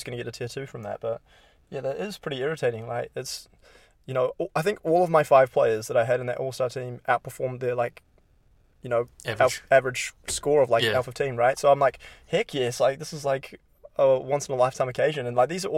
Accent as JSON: {"language": "English", "country": "New Zealand", "said": "as a New Zealander"}